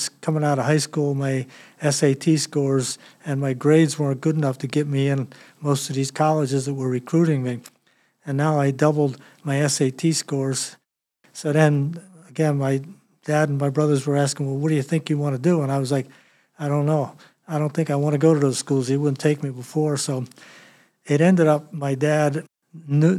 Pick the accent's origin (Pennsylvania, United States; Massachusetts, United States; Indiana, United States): Pennsylvania, United States; Philadelphia; I was born in Philadelphia, the youngest of four boys.